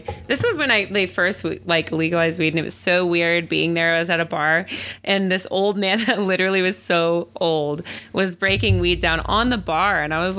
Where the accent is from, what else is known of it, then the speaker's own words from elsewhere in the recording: Arizona, United States; moved away; I'm from Arizona and all my girlfriends are too.